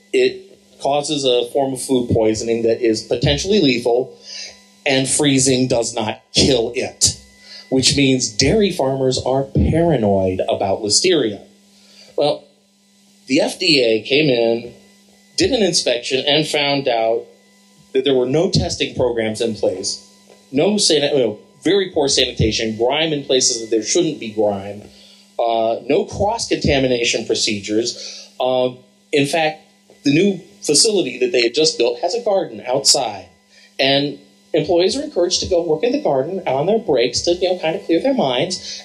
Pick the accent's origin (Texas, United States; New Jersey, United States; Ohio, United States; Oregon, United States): Ohio, United States; Columbus; I'm from Columbus, Ohio